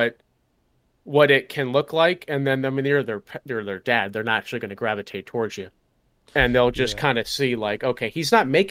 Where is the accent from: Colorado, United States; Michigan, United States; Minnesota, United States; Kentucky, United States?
Colorado, United States; growing up in Colorado